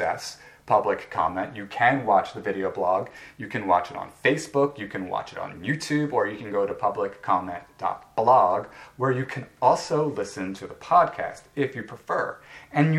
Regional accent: United States; I'm an American

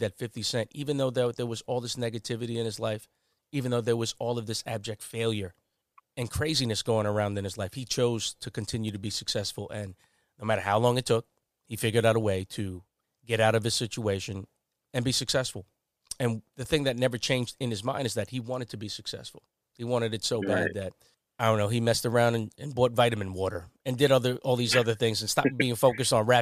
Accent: Long Island, New York, United States; I was just from Long Island

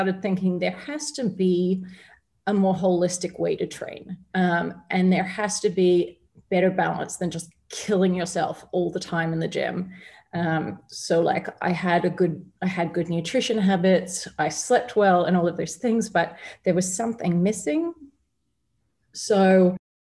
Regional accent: Australia; moved away as an adult; now in Dubai, United Arab Emirates; I had been active and been fit growing up in Australia

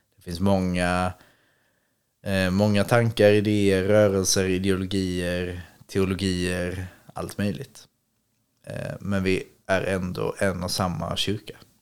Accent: Ängelholm, Skåne, Sweden; moved away; i Ängelholm där jag är ifrån

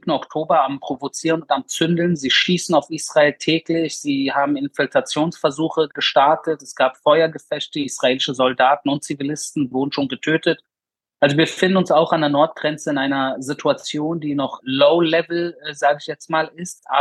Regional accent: Berlin, Germany; Ich bin in Berlin in den 90ern aufgewachsen, in einem äh, Migrantenbezirk namens Wedding. Und da bin ich als junger Jude extrem auch angefeindet wor

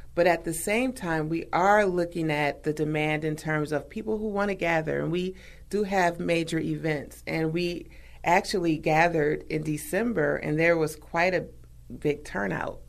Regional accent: Milwaukee, Wisconsin, United States; I'm a native of Milwaukee. So, Wisconsin and Milwaukee is my home state, hometown

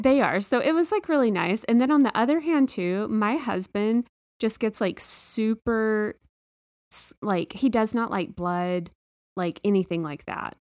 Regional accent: Texas, United States; moved away; I'm from Texas

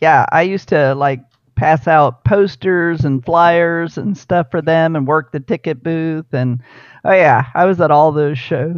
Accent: New Orleans, Louisiana, United States; also born or lived in Key West, Florida; He retired in 64, and then we moved to Walnut Bend right there on MacArthur. And so I grew up on the West Bank.

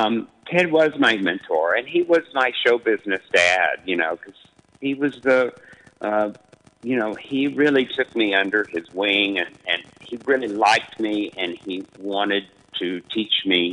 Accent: West Texas, United States; when I was growing up in West Texas

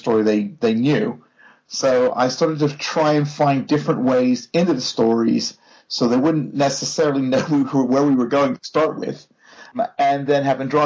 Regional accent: Pittsburgh, Pennsylvania, United States; moved away; I'm from Pittsburgh, Pennsylvania originally, home of the world champion Pittsburgh Steelers.

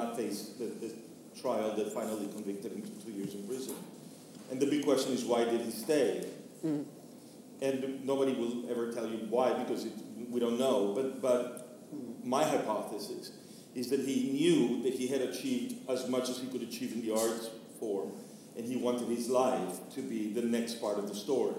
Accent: Venezuela; I grew up in Venezuela in the 1970s and 80s

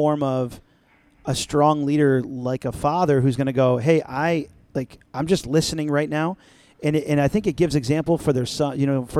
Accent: the South, United States; I don't know why I'm from the South

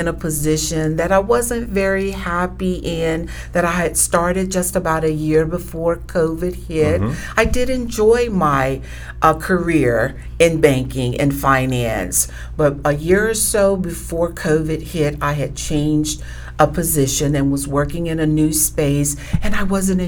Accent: Georgia, United States; We're both Georgia girls

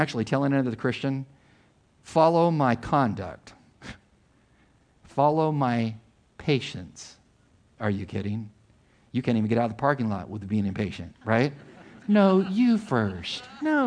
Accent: Imperial Valley, Southern California, United States; where I grew up in Southern California, on the border between Mexico and the United States and the Imperial Valley

